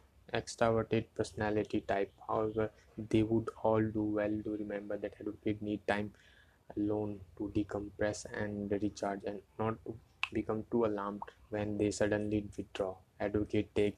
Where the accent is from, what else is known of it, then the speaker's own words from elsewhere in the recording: India; English is a second language; I'm from India